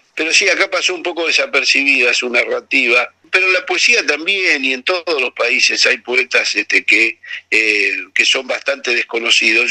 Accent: Bahía Blanca, Buenos Aires Province, Argentina; yo que me crié en un puerto, en Ingeniero Guay, en Bahía Blanca, ahí en el Atlántico

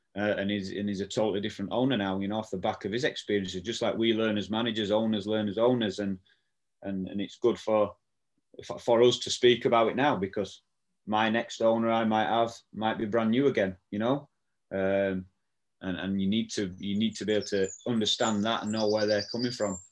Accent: Barnsley, Yorkshire and the Humber, United Kingdom; born or raised there

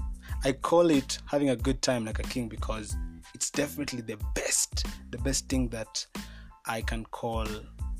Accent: Kenya; I'm a Kenyan by nationality, and I'm really proud of my country

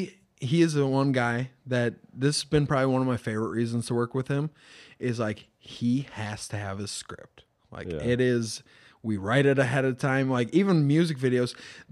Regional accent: Mankato, Minnesota, United States; We're some kids from Mankato doing our best thing that we can to make something bigger.

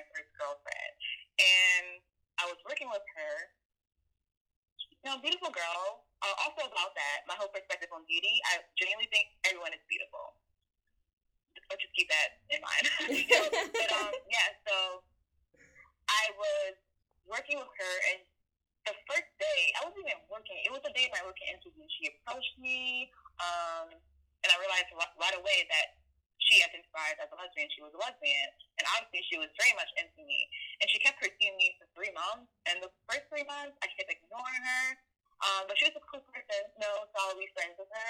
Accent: United States; I am Liberian American with family from West Africa. I'm the first one born here in my family in the U.S.

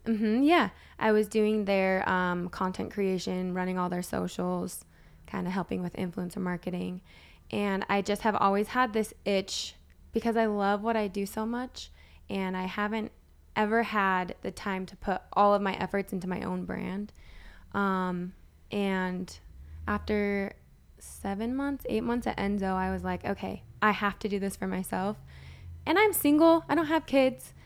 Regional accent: Utah, United States; moved away; also born or lived in Los Angeles; Born and raised in Utah

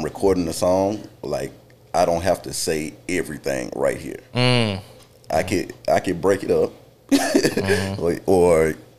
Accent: Belmont, North Carolina, United States; Hood Memorial. it's in Belmont, where I grew up.

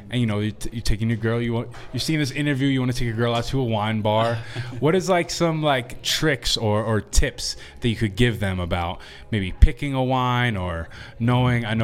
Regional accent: Long Island, New York, United States; now in Denver, United States; I'm from Long Island

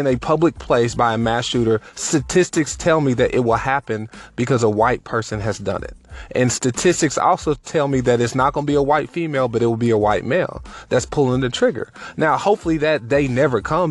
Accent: United States; for me to be an American

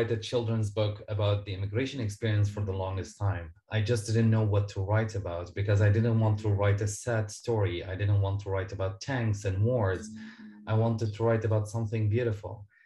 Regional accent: Syria; now in Canada; I am a Syrian Canadian author and public speaker

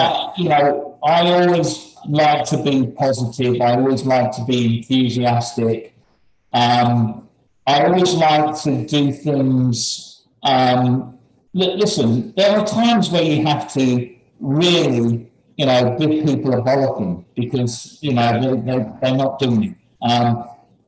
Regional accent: United Kingdom; moved away; being a Brit

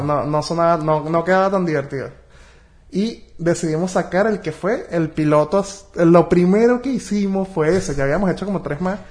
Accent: Caracas, Capital District, Venezuela; yo soy de Caracas

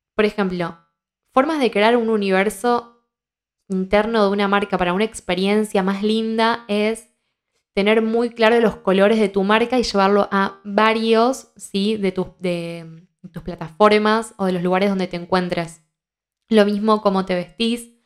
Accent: Argentina; soy argentina

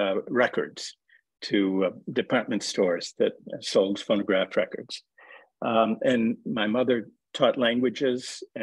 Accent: Minneapolis, Minnesota, United States; I grew up in near Minneapolis, Minnesota. I'm from the Midwest. And my family was a member of a conservative congregation in Minneapolis.

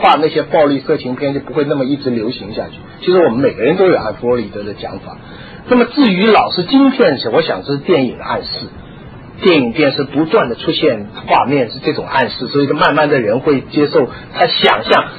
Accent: China; 按我们常识，我们中国人讲的常识，你杀了一个人嘛

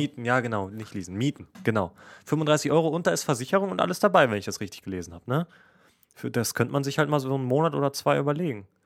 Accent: Essen, North Rhine-Westphalia, Germany; ich komme aus Essen

